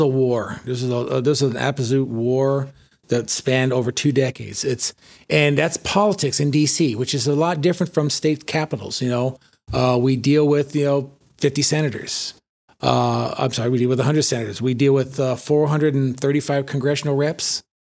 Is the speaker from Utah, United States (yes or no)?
no; San Fernando, California, United States; moved away as an adult; also born or lived in Sylmar, California; I grew up in Los Angeles, born and raised in San Fernando, in the valley